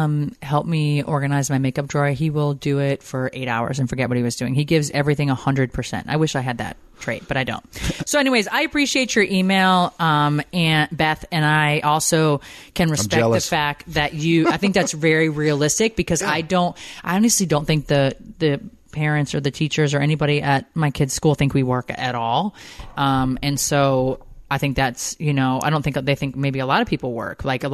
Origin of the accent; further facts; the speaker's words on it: San Diego, California, United States; I'm a single mom of a 5-year-old. I'm from San Diego, California, born and raised.